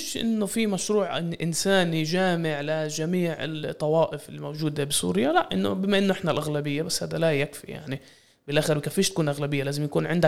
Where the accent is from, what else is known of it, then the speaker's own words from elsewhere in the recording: Palestine; يعني يعني هذا تحدينا احنا كفلسطينيين انه نبطل نشوف اسرائيل كمركز لمحور الاقليمي والعالمي